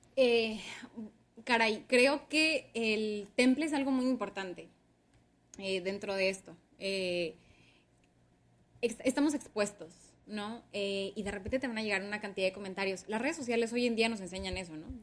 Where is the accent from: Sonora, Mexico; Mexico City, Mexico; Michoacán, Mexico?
Sonora, Mexico; Ciudad Obregón; moved away as an adult; now in Hermosillo, Mexico; yo soy originaria soy de México. Eh, crecimos en Ciudad Obregón, Sonora.